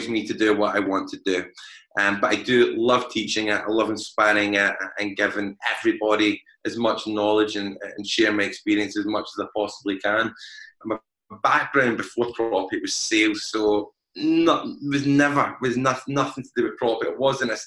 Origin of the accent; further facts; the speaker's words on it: Glasgow, Scotland, United Kingdom; As most people can tell by my accent, I am from Glasgow